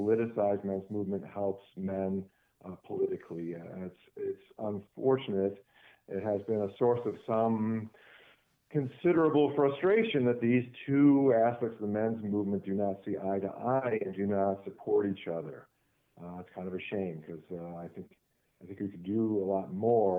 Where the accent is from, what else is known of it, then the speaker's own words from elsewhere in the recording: Lake Forest, Illinois, United States; also born or lived in Michigan; So I was raised in Lake Forest. That's a north suburb of Chicago, a wealthy suburb